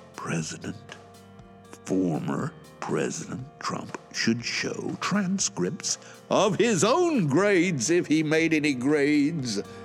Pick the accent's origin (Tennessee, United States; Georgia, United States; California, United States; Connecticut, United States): Georgia, United States; Atlanta; moved away as an adult; now in Shizuoka, Japan; originally, I am from Atlanta, Georgia, U S